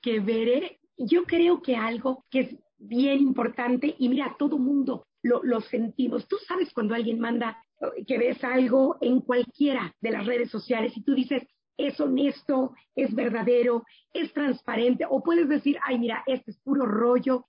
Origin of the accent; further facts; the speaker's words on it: Mexico; also born or lived in Germany; lo que somos como mexicanos